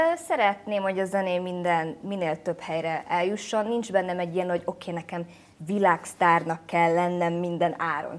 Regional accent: Budapest, Hungary; first language Hungarian; moved away as an adult; also born or lived in Brooklyn, United States / Vietnam; Budapest az nyilván egy sokkal ilyen különlegesebb hely, mert itt születtem.

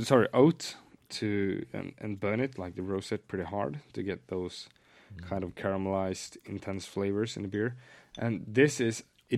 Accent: Sunne, Värmland, Sweden; moved away; It's my hometown.

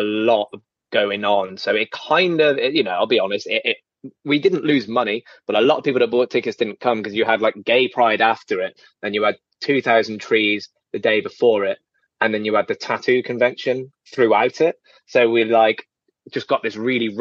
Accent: Birmingham, West Midlands, United Kingdom; I'm from Birmingham.

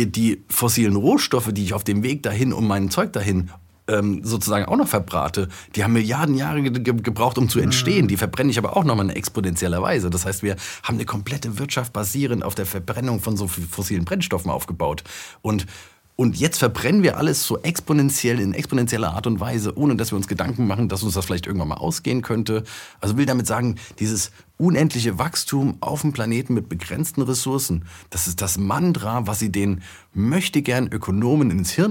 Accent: Frankfurt, Hesse, Germany; ich komme aus Frankfurt, da siehst du diese Bankentürme

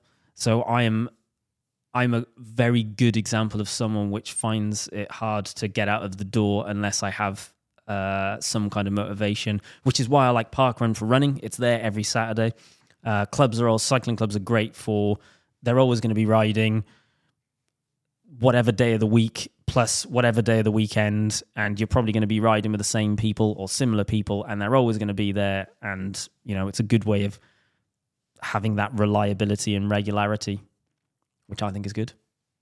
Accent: Wales, United Kingdom; Because it's Team Wales, I'm drawn to it being Welsh.

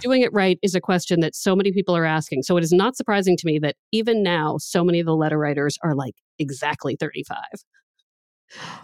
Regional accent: United States; now in Boston, United States; I was from the D C, Baltimore area

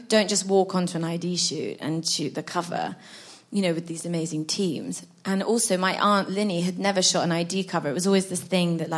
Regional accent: London, United Kingdom; growing up in London

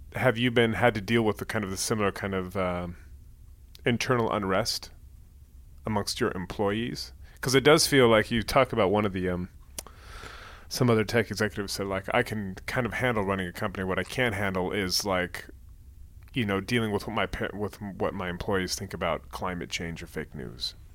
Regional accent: Bay Area, California, United States; moved away as an adult; So I'm from the Bay Area. I lived abroad for many years, and then I just moved back a couple years ago

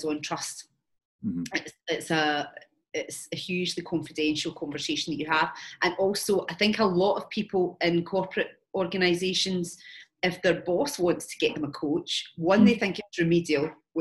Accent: Glasgow, Scotland, United Kingdom; moved away as an adult; also born or lived in London; I'm Scottish, so I moved from Glasgow down to London

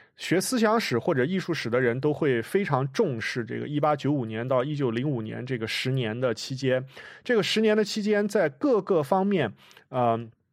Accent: China; 像我一样在中国出生长大

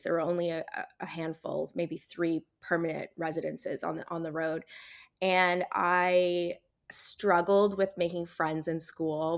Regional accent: Barry's Bay, Ontario, Canada; moved away; also born or lived in Toronto, Canada / Australia; I grew up in Barry's Bay

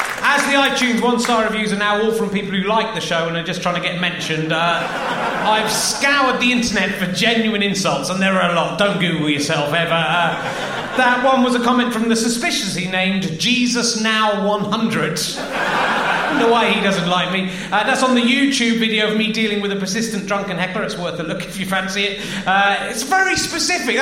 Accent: Cheddar, South West England, United Kingdom; I'm from Cheddar

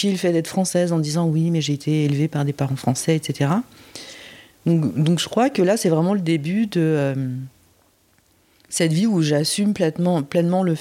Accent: Busan, South Korea; born there; parce qu'en plus j'étais à Busan, ma ville natale, avec avec Isa

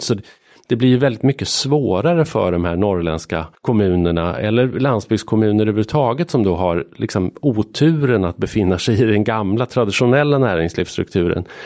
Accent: Arbrå, Gävleborg County, Sweden; moved away as an adult; jag är född och uppvuxen i en by utanför en, ett litet industrisamhälle, vattenkraftssamhälle som heter Arbro som ligger mellan Bollnäs och Järvsö.

